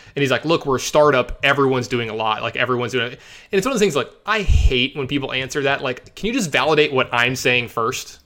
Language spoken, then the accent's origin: English; Louisiana, United States; moved away; also born or lived in Las Vegas, Nevada / Dallas, Texas; I am a Southern boy, for anyone who doesn't know, you know, I was born and raised in Louisiana